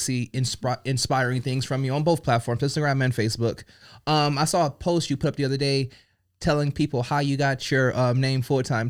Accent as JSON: {"language": "English", "region": "Colorado", "country": "United States", "tie": "born or raised there", "moved": "yes", "said": "I grew up in Colorado"}